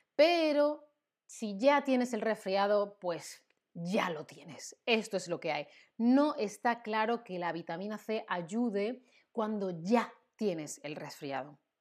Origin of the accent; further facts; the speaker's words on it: Spain; Yo, que soy de España, yo digo zumo